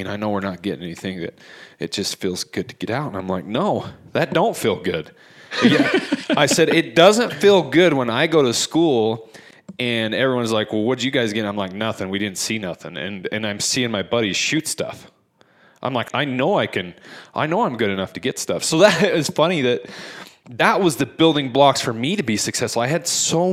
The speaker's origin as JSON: {"language": "English", "area": "Ogden Valley", "region": "Utah", "country": "United States", "tie": "born or raised there", "said": "Growing up in the Ogden Valley, hunting horseback up in the Huntsville area"}